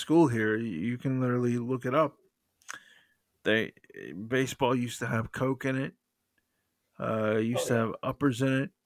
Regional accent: the South, United States; I'm from the South

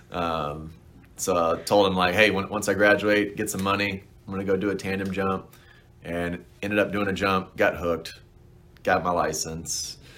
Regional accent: Alabama, United States; growing up in Alabama, you got NASA in Huntsville

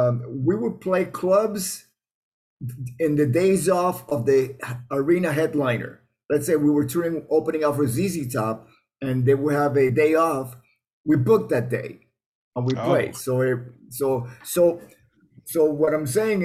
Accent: Miami, Florida, United States; I grew up in Miami

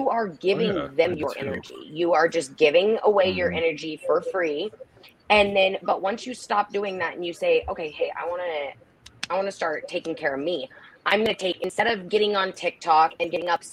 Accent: Nebraska, United States; moved away as an adult; also born or lived in Fort Lauderdale, Florida; When I moved back home, because I was from Nebraska, and then I moved to Fort Lauderdale for work, and then I moved back here.

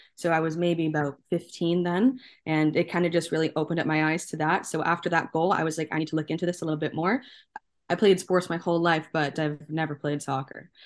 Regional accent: Canada; being Canadian, being born and raised here

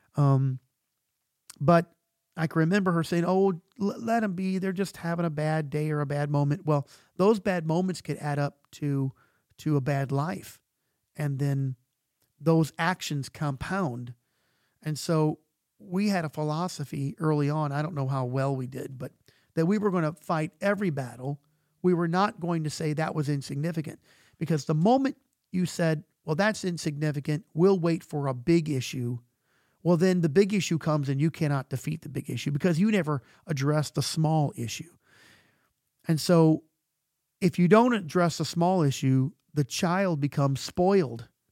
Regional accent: United States; we're American

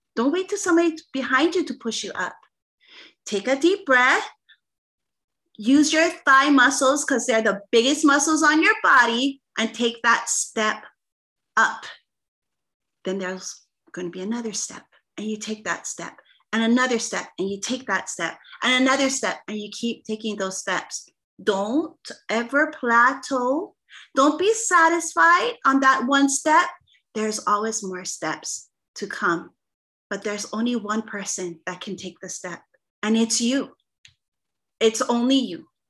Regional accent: Hawaii, United States; I'm the Hawaiian singer

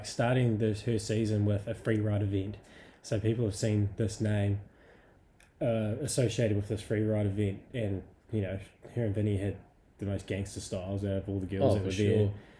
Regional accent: Scotland, United Kingdom; being a Scottish chick and it's raining, makes a bit of sense.

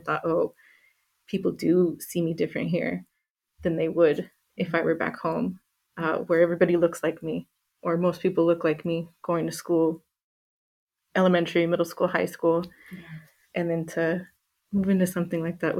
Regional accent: Hayward, California, United States; first language English; also born or lived in Humboldt County, California; I was born and raised in Hayward in the Bay Area

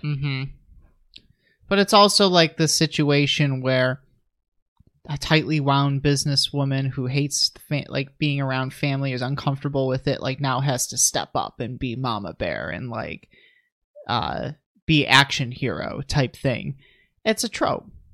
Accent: United States; I'm an American

